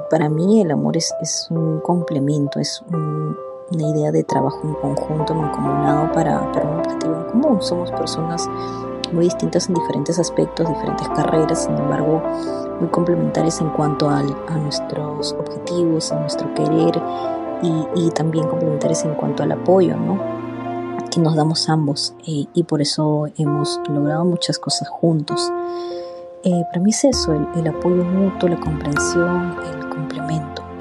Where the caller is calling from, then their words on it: Mexico; Hola Jamie … de México, te escucho desde hace varios meses.